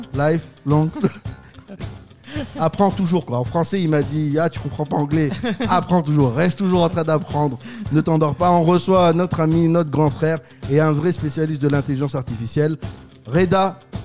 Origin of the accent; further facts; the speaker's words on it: France; Chez moi, en France